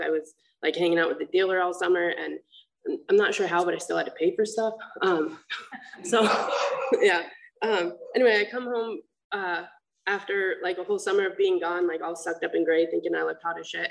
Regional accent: Vermont, United States; now in Huntington, United States; I'm from Vermont

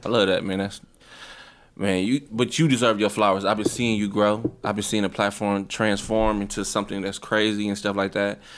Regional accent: Milwaukee, Wisconsin, United States; I'm an artist from Milwaukee, Wisconsin

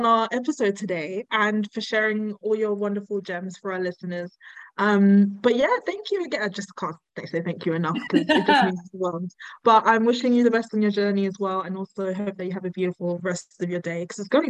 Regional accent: London, United Kingdom; now in Newcastle, United Kingdom; because I'm originally from London.

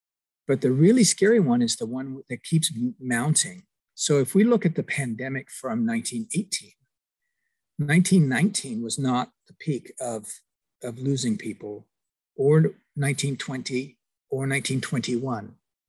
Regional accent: Kingston upon Thames, London, United Kingdom; moved away; And Shine, you may not know that I'm also an immigrant from England. I'm from Kingston on Thames

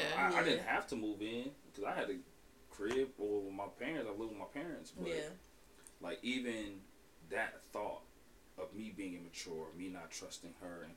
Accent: Albion, Michigan, United States; also born or lived in Minnesota; Born and raised in Albion, Michigan. Moved away to Minnesota for a few years, but then I came back.

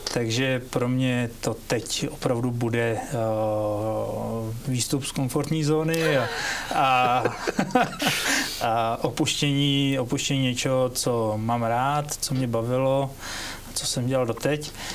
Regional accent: Větřní, South Bohemian Region, Czechia; už i můj tatínek je rodilý Krumlovák a, a já teda rodilý Větřiňák

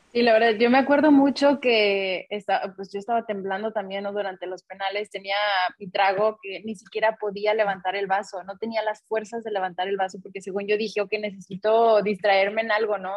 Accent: Guadalajara, Jalisco, Mexico; now in Los Angeles, United States; crecimos en Guadalajara también, yendo al estadio cada 15 días

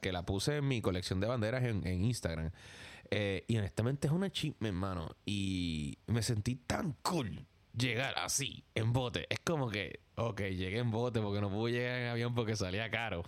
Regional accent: Puerto Rico; now in New York, United States; yo soy de Puerto Rico

